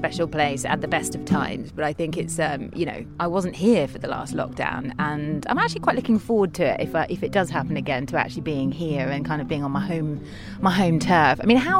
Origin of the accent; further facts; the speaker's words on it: United Kingdom; now in Ibiza, Spain; I mean, as a British man, I mean, I think, you know, ultimately, there's not a lot of British men that come to live here